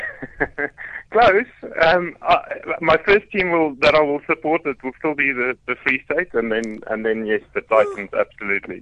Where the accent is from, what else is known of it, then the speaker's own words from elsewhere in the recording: Free State, South Africa; now in Johannesburg, South Africa; I grew up in the Free State, I still support the the Free State rugby team